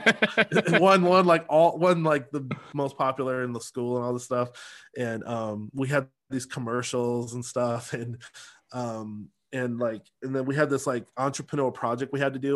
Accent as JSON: {"language": "English", "town": "Seattle", "region": "Washington", "country": "United States", "tie": "born or raised there", "also_born_or_lived": "Los Angeles", "moved": "as an adult", "lives_now": "Dallas, United States", "said": "I grew up in Beacon Hill, Rainier Valley"}